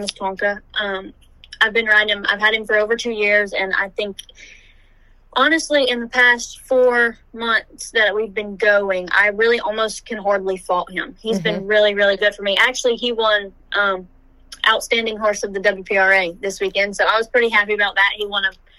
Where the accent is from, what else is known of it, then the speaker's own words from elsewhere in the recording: Iowa, Louisiana, United States; I'm from Iowa, Louisiana, born and raised